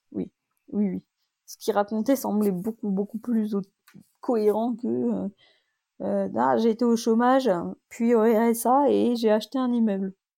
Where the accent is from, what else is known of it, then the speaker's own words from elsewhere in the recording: France; je suis française